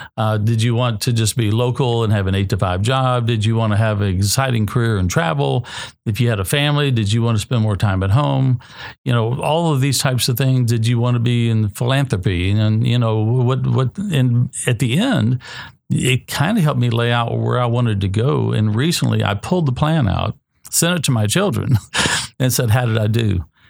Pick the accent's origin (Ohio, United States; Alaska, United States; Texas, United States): Texas, United States; College Station; moved away; also born or lived in Sonoma County, California; I'm from College Station, Texas